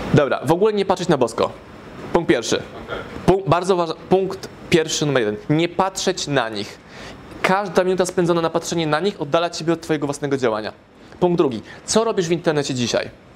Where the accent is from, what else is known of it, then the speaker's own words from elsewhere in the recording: Warsaw, Masovian Voivodeship, Poland; moved away as an adult; now in Lublin, Poland; Jestem z Warszawy